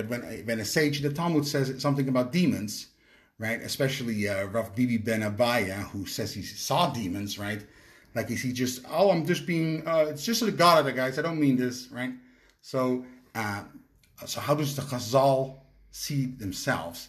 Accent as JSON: {"language": "English", "country": "Netherlands", "moved": "yes", "said": "I'm from Holland"}